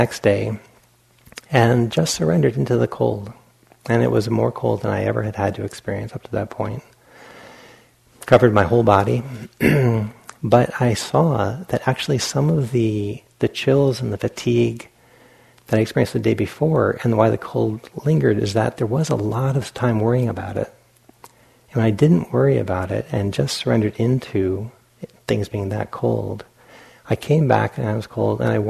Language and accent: English; Rhode Island, United States; moved away; I'm from Rhode Island, where it gets cold